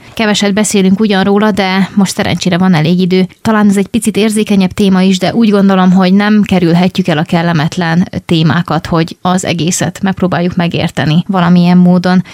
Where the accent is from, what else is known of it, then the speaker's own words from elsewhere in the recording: Vojvodina, Serbia; moved away; még gyerek voltam, és én vajdasági vagyok, és egy pici városban éltünk